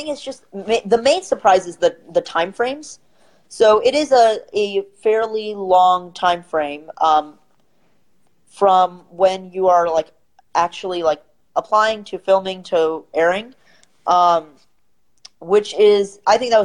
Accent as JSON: {"language": "English", "town": "St. Louis", "region": "Missouri", "country": "United States", "said": "I'm from St. Louis, Missouri. And here we have a lot of small kind of the mom and pop stores"}